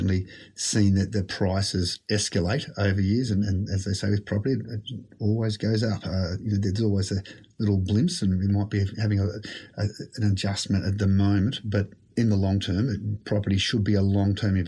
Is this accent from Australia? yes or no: yes; Sydney, New South Wales, Australia; I've lived in a number of different homes with my family growing up in the Shire.